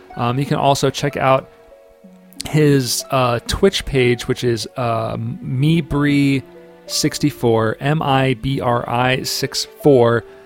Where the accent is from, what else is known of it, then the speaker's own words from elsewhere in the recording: Wilmington, Delaware, United States; we're from Wilmington